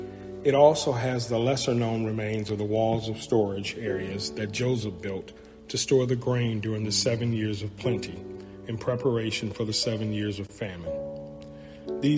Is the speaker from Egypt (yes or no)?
yes; Luxor, Luxor Governorate, Egypt; I was born in Luxor, Egypt, into a Christian family.